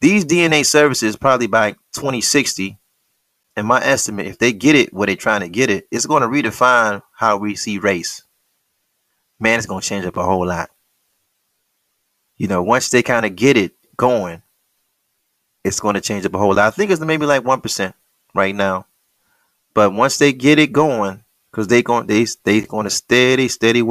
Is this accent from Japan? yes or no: no; United States; I'm an American Negro